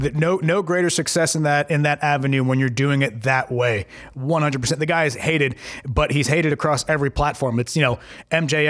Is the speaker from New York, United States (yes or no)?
yes; New York, United States; I'm from New York